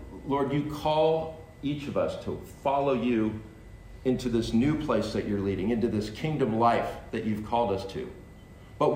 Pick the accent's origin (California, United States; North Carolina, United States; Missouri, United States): California, United States; I'm from California